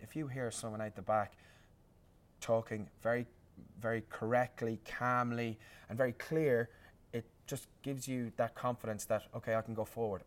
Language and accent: English; Ireland; as an Irishman